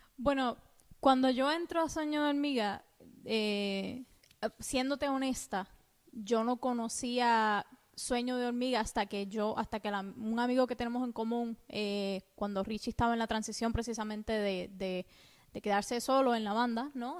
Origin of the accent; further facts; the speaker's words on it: Cuba; now in United States; cuando yo vivía en Cuba, porque soy cubana.